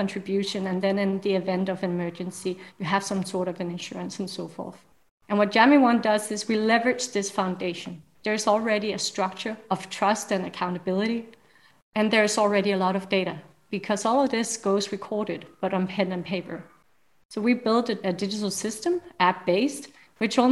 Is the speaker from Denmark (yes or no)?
yes; Denmark; I'm from Denmark